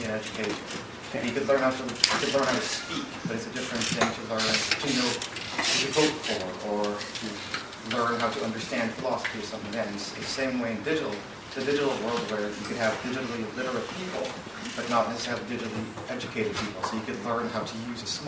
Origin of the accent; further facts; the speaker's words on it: Philippines; moved away; I grew up in the Philippines as a child